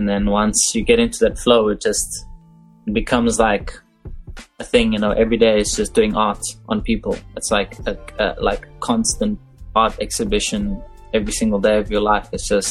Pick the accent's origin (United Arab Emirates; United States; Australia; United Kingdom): United Arab Emirates; Dubai; now in Cape Town, South Africa; because I came down here from Dubai not knowing much, not knowing anyone. Like, out of the blue, this random, like, colored guy from Dubai just rocking up in Cape Town, South Africa, going, oh, I want a tattoo now.